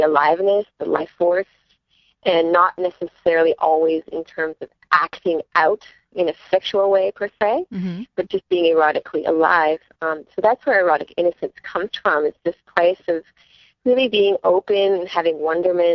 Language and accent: English; Canada